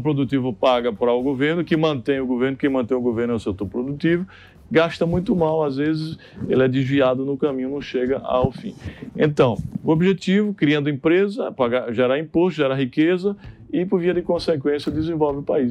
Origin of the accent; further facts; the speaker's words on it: Santana dos Garrotes, Paraíba, Brazil; moved away; eu fundei o Instituto de Diniz lá na minha cidade, Santana dos Garrotes